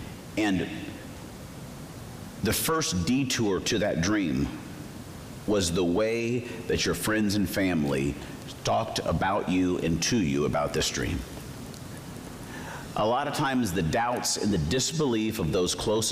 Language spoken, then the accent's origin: English; Arizona, United States; I grew up in Arizona